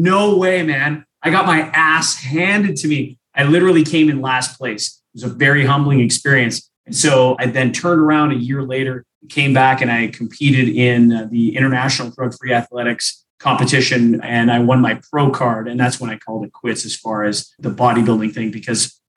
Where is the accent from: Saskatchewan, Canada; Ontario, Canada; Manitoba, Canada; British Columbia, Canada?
Manitoba, Canada; Winnipeg; I'm from Winnipeg, Canada